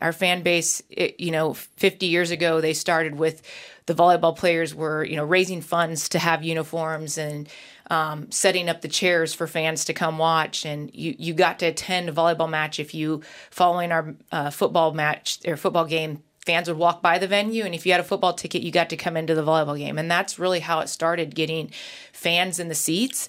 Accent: Nebraska, United States; I grew up in Nebraska

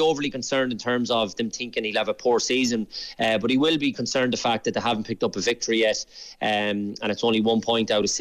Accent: Sligo, Connacht, Ireland; I'm from Sligo as well

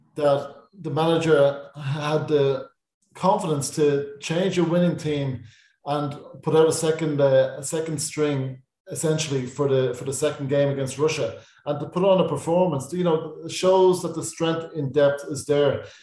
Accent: Dublin, Leinster, Ireland; I'm from Raheny

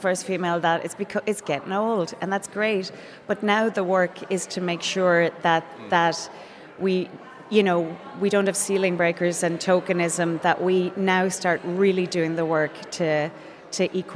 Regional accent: East Galway, Connacht, Ireland; that's where I grew up in East Galway

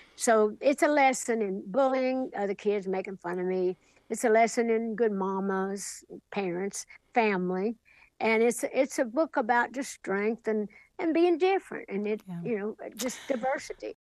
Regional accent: Sevier County, Tennessee, United States; back home in Sevier County, Tennessee, my hometown

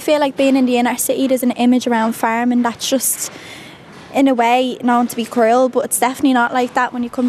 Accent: Dublin, Leinster, Ireland; we're from the city ourselves.

